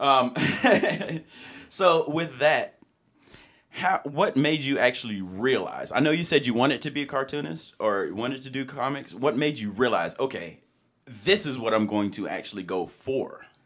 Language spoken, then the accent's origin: English; Alabama, United States; now in Utah, United States; I'm from Alabama